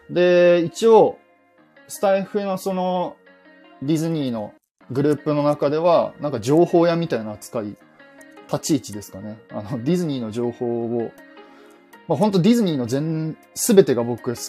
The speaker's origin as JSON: {"language": "Japanese", "region": "Kyushu", "country": "Japan", "tie": "born there", "also_born_or_lived": "Saitama / Yokohama, Kanagawa", "said": "九州の方で生まれました。で、えっ、ー、と、僕の両親、主に父親がですね、転勤族だったので、九州で生まれたんですけど、その後速攻、関東の方え埼玉の方か、埼玉の方に行って、で、また、えー、横浜の方に行って"}